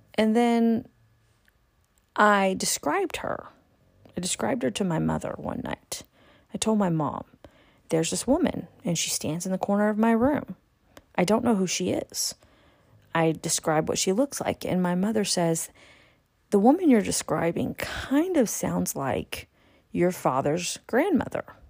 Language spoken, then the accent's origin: English; California, United States; moved away; also born or lived in Texas; I was raised in California for many years. almost twenty years, actually. I was living in California since a very, very young age